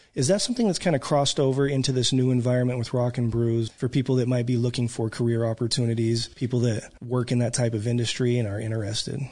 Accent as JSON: {"language": "English", "town": "Reno", "region": "Nevada", "country": "United States", "moved": "yes", "lives_now": "Oklahoma, United States", "said": "I come from Northern Nevada, Reno, um, huge casino town"}